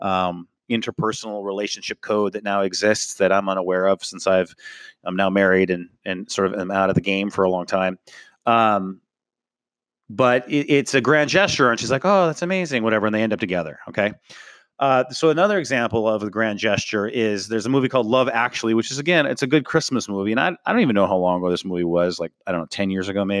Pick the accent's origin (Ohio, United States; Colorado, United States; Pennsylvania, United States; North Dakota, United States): North Dakota, United States; I grew up in North Dakota